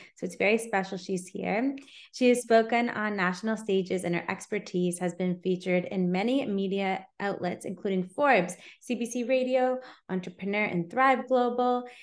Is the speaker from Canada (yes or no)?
yes; Canada; also born or lived in Toronto